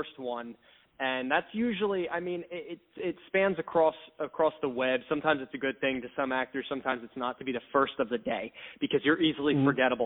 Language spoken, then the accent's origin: English; New Jersey, United States; accent: Jersey; I'm from Jersey